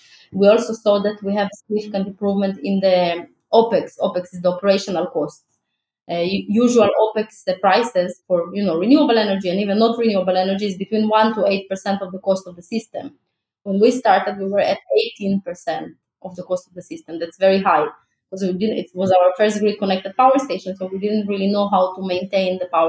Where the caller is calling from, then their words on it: Tel Aviv, Tel Aviv District, Israel; especially I'm speaking from Tel Aviv, Israel, like, sun is one of the best resources in Israel that we have.